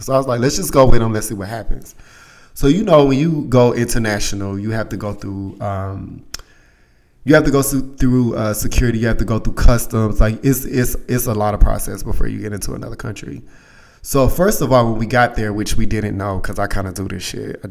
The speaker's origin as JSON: {"language": "English", "country": "United States", "said": "we're from the States"}